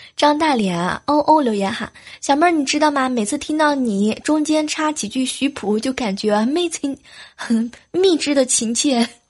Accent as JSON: {"language": "Chinese", "region": "southern China", "country": "China", "moved": "yes", "said": "作为一个南方人"}